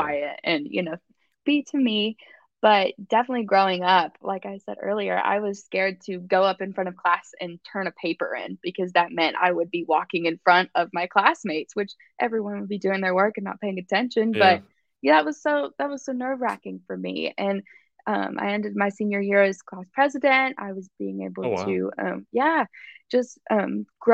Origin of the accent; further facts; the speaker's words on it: Nashville, Tennessee, United States; I grew up in, I'm from Nashville, but actually a smaller town outside of Nashville, like 20 minutes from downtown